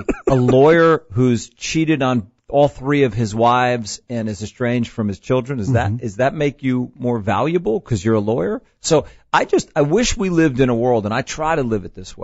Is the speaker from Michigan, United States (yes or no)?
no; Jersey Shore, New Jersey, United States; moved away as an adult; also born or lived in Ohio; now in Atlanta, United States; I grew up in New Jersey